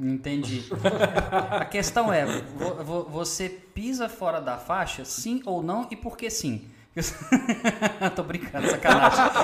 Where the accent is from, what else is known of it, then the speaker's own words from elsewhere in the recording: Belo Horizonte, Minas Gerais, Brazil; moved away as an adult; now in Sete Lagoas, Brazil; eu sou de Belo Horizonte e vim morar aqui em Sete Lagoas, já tem cinco anos.